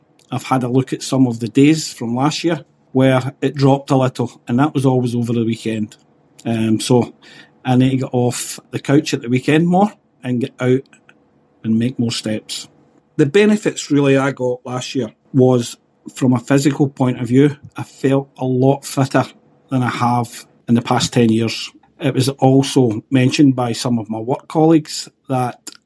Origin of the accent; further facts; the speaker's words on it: Coatbridge, Scotland, United Kingdom; I'm from Coatbridge